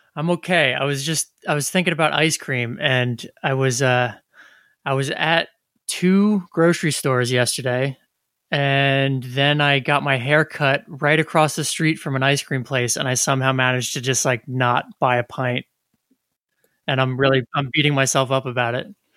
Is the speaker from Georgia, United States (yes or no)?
no; New Jersey, United States; growing up in New Jersey